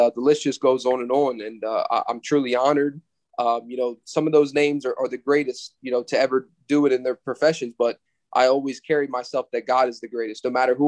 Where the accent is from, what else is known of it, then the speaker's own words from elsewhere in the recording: Ocean City, Maryland, United States; also born or lived in Hanover, Pennsylvania / Berlin, Maryland; I was born in Hanover, Pennsylvania. I grew up there a little bit, and then eventually I moved to Ocean City, Maryland, and finished growing up there and graduated from high school in the Berlin, Maryland area